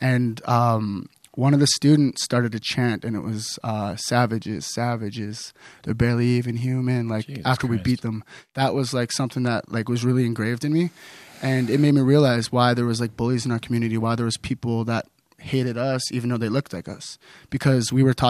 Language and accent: English; Kitimat, British Columbia, Canada; So we come from Kitimat Village in Northwest BC, and we live in a reservation about 15 minutes away from the town, and that town was built on industry.